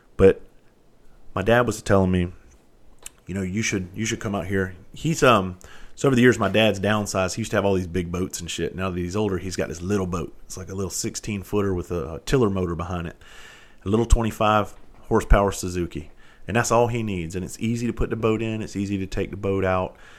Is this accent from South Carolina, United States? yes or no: yes; Bluffton, South Carolina, United States; where I grew up down in Bluffton, South Carolina